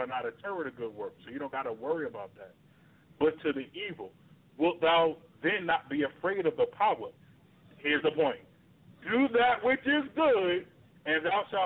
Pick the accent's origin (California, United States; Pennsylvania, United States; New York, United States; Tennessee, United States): New York, United States; New York City; I grew up in Brooklyn, New York